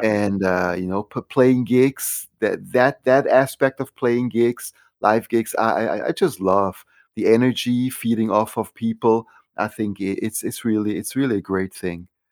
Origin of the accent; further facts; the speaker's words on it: Switzerland; moved away; growing up in Switzerland